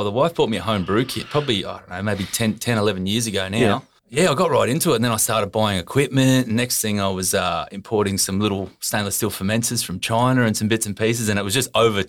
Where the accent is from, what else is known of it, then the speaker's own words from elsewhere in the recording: Pilbara, Western Australia, Australia; moved away as an adult; also born or lived in Karratha; now in Sunshine Coast, Australia; I grew up in the Pilbara.